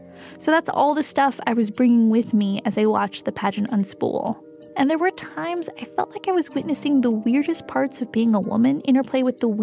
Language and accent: English; San Francisco, California, United States; We both grew up here in San Francisco. We're actually from the same neighborhood, the Outer Richmond, considered by some a satellite Chinatown. It's full of dim sum parlors and Asian grocery stores and a robust Chinese population. And like Jasmine, I identify as Chinese American